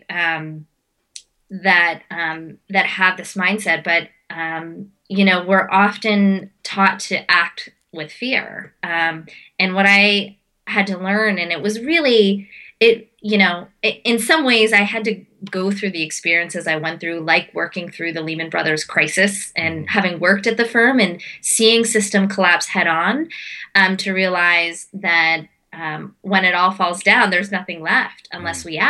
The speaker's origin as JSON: {"language": "English", "country": "India", "said": "I'm as an Indian as I'm a Bollywood dancer and I do a lot of Indian dancing."}